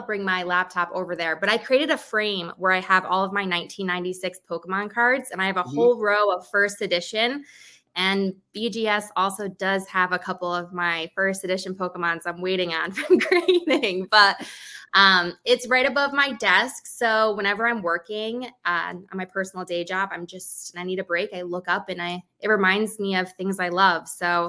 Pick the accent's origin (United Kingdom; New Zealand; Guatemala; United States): United States; Chicago, Illinois; I go as the … on TikTok or on Instagram. I'm from Chicago, so I'm a big Chicago sports fan. I live right near the White Sox Stadium